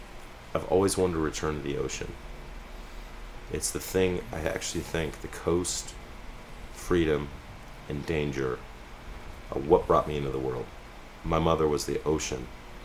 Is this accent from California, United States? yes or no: yes; Berkeley, California, United States; born there; But I'm 46 years old. I was born on May 21st, 1967, to very young parents in Berkeley, California. Right? I was at Alta Bates Hospital.